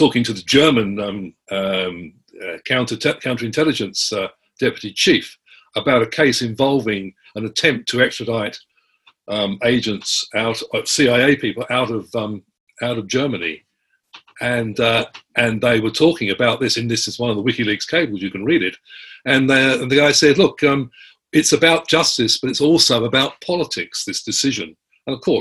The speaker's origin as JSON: {"language": "English", "country": "Australia"}